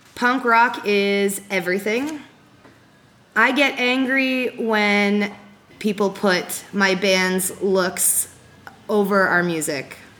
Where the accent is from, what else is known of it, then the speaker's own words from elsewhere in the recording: Ajax, Ontario, Canada; My hometown is Ajax, Ontario